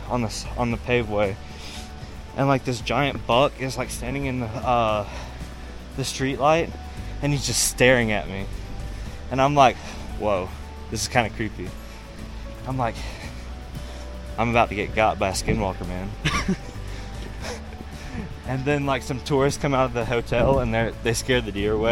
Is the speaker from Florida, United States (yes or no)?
no; Mississippi, United States; moved away as an adult; now in Zion National Park, United States; we're from Mississippi